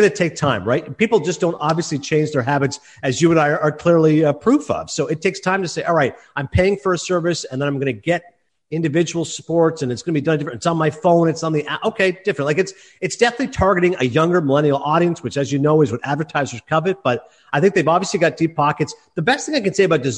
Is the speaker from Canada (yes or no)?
yes; Canada; as a Canadian